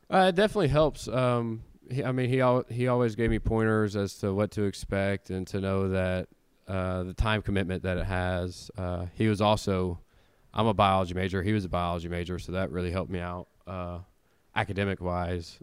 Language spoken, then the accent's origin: English; Tennessee, United States; growing up in Tennessee, um, my whole life